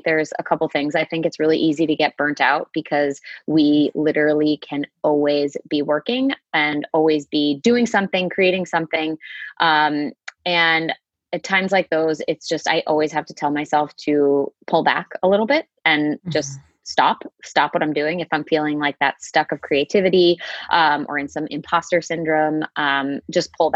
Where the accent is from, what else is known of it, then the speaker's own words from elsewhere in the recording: outside Boston, Massachusetts, United States; I grew up right outside of Boston. So I'm from Massachusetts, right outside the city, about 20 minutes outside of downtown